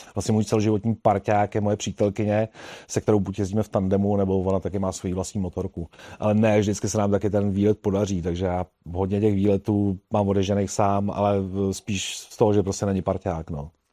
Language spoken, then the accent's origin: Czech; Prague, Czechia; jsem kluk z Prahy a vlastně tam eh, za mého dětství se nejezdilo na fichtlech